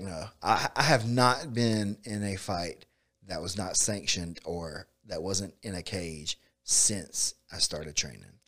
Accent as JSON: {"language": "English", "town": "Bainbridge", "country": "United States", "tie": "born or raised there", "said": "I grew up in Bainbridge"}